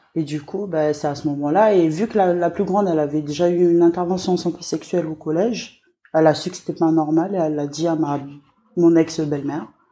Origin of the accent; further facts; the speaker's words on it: Lifou, Loyalty Islands Province, New Caledonia; je suis originaire de l'île